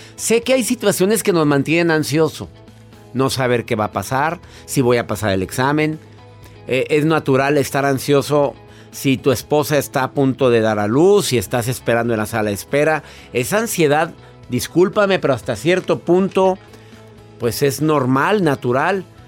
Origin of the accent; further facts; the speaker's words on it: Mexico; En mi país